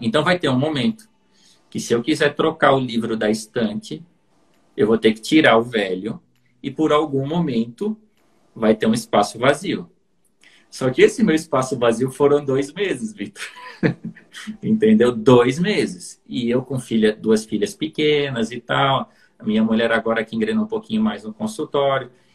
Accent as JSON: {"language": "Portuguese", "region": "interior of Santa Catarina", "country": "Brazil", "moved": "yes", "said": "sou do interior de Santa Catarina"}